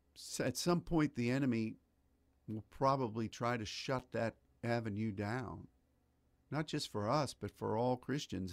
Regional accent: United States; as an American

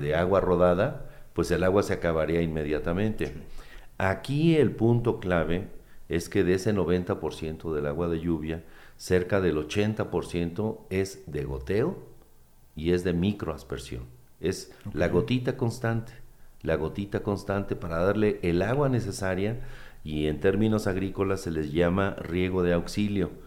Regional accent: Uruapan, Michoacán, Mexico; Yo que soy de Uruapan

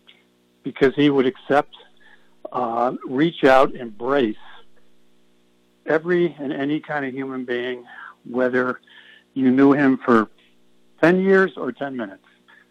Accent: East Hartford, Connecticut, United States; I'm from East Hartford, which is a half hour away from the store's campus

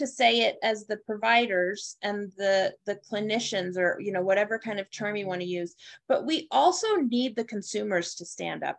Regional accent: United States; I am born and raised in America

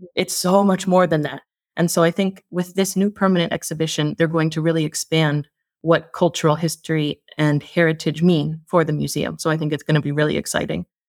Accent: United States; moved away as an adult; now in Iceland; I'm an American living in Iceland

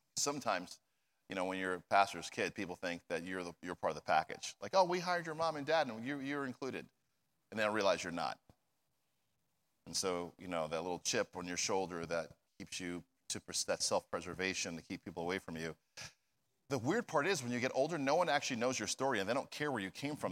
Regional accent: New Jersey, United States; moved away; I'm from New Jersey

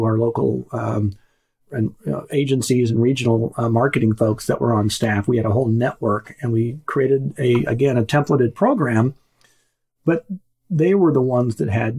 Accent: Wichita, Kansas, United States; growing up in Wichita, actually, Friday night was Pizza Hut night

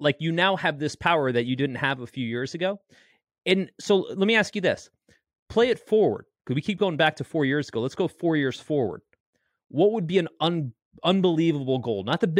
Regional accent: Canada; I'm a Canadian model.

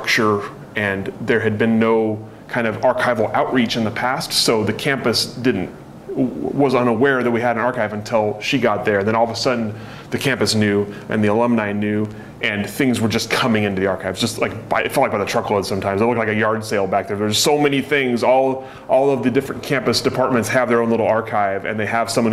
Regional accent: Eugene, Oregon, United States; I grew up in Eugene

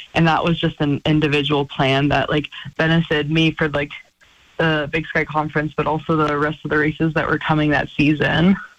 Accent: Missoula, Montana, United States; moved away as an adult; now in Flagstaff, United States; this is my hometown

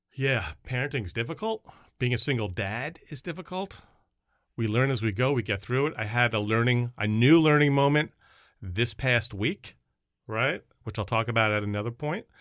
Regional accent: Long Island, New York, United States; moved away as an adult; now in Massachusetts, United States; a Jewish kid growing up in Long Island

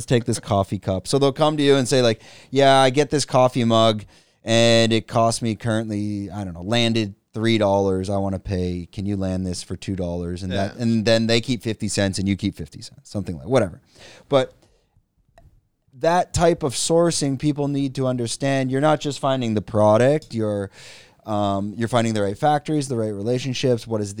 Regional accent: Canada; And what the, but as Canadian, like Canadians, no, I'm joking. we're used to drinking whiskey or, you know, dark liquors and that.

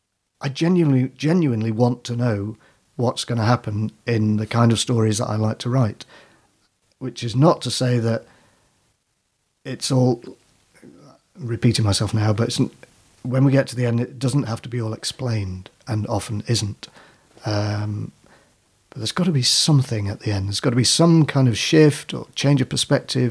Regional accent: Manchester, North West England, United Kingdom; also born or lived in Whitley Bay, North East England; I was born in Manchester and then when I was very small, we went to Whitley Bay

